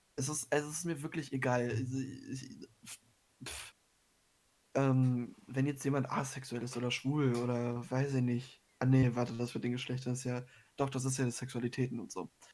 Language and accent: German; Germany; bei uns in Deutschland